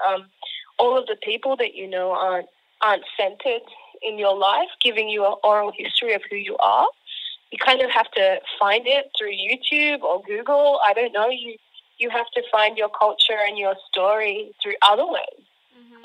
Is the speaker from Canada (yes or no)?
no; Ghana; also born or lived in Launceston, Tasmania, Australia; now in Tasmania, Australia; I was born in Ghana, so that's in West Africa